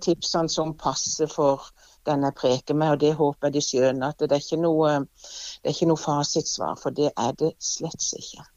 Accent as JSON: {"language": "Norwegian", "town": "Evje", "region": "Agder", "country": "Norway", "said": "jeg er jo fra Evje sjøl"}